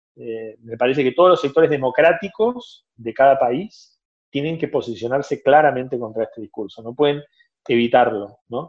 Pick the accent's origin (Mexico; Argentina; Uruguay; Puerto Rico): Argentina; moved away as an adult; also born or lived in Brazil; now in Barcelona, Spain; soy argentino, tengo también nacionalidad brasileña porque viví 10 años en Brasil y actualmente vivo en Barcelona